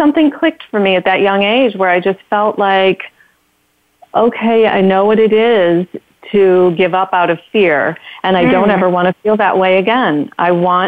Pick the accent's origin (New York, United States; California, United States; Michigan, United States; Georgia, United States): Michigan, United States; Detroit; I grew up in Detroit, and in the beginning, not the suburbs of Detroit, but Detroit